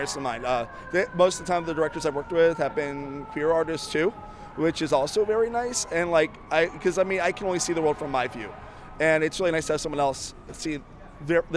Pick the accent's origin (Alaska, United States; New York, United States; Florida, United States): Florida, United States; I am from Florida